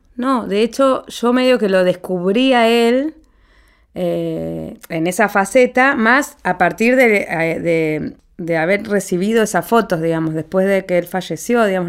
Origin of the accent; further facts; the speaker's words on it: Paraná, Entre Ríos, Argentina; Cuando yo era adolescente, en Paraná, ciudad, mi ciudad natal